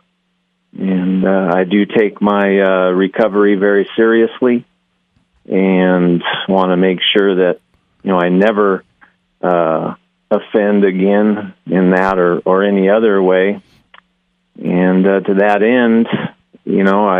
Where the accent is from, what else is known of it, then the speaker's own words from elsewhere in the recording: Costa Mesa, California, United States; moved away as an adult; now in Boise, United States; I'm from Southern California, Orange County, Costa Mesa specifically